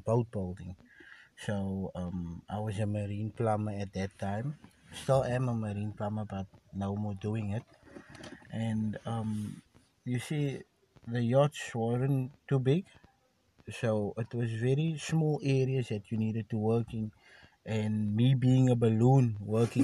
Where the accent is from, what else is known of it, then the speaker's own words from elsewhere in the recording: Cape Town, Western Cape, South Africa; we are from South Africa. We are from Cape Town, yes.